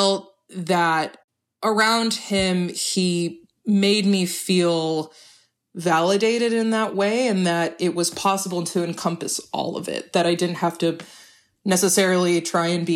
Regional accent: Houston, Texas, United States; I grew up in Houston, but my parents didn't let us speak English at home

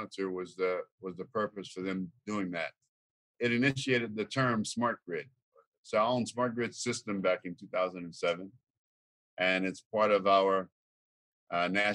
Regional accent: Louisiana, United States; now in Tulsa, United States; I'm from Louisiana.

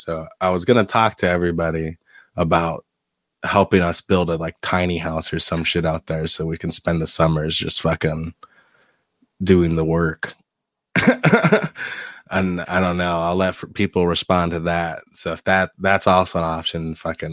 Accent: South Dakota, Midwest, United States; now in Michigan, United States; I'm from the Midwest

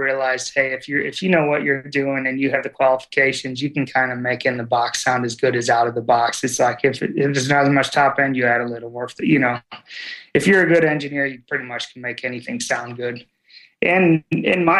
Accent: Toledo, Ohio, United States; moved away as an adult; now in Nashville, United States; I'm from Toledo area originally

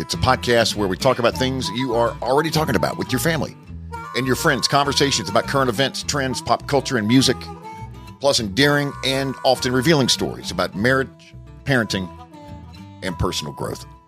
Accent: Hickory, North Carolina, United States; also born or lived in Charlotte, North Carolina; I was born in Charlotte, but raised in Hickory, which is about sixty miles northwest of Charlotte

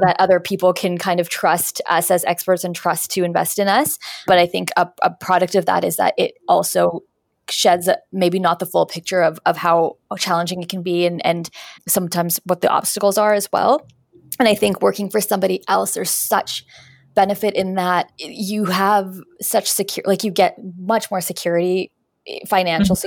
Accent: Winnipeg, Manitoba, Canada; moved away as an adult; now in Toronto, Canada; I'm from Winnipeg. I moved to Toronto

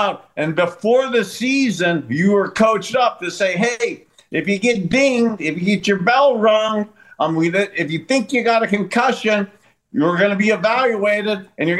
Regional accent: East Palestine, Ohio, United States; we were talking about that tragic train derailment right outside my hometown in East Palestine.

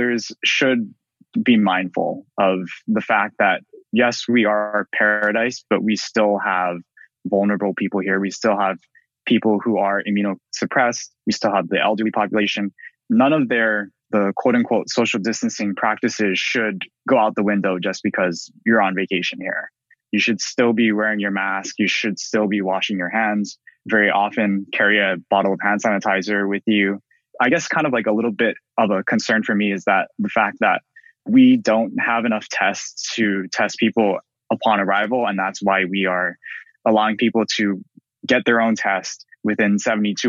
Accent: Hawaii, United States; we're both from Hawaii

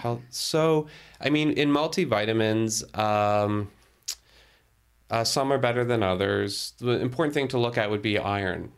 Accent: Toronto, Ontario, Canada; moved away as an adult; also born or lived in Burlington; now in Ottawa, Canada; I was born and raised in Toronto. Um, although for my dad's work, we lived internationally, that was pretty much home for me.

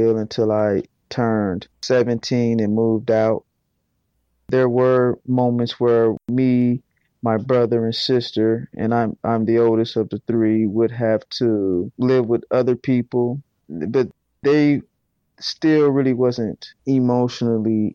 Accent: Fort Wayne, Indiana, United States; I am from Fort Wayne, Indiana, born and raised, and I grew up in poverty

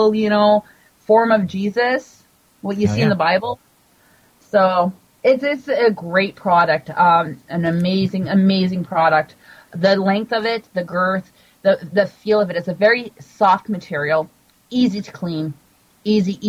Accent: Canada; Being Canadian

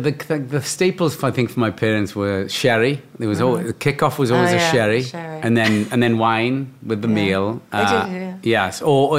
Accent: Cardiff, Wales, United Kingdom; In Cardiff, in Wales

